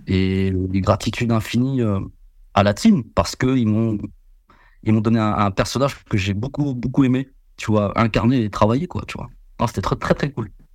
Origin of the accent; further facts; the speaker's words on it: France; en France, on est des putains d'Avengers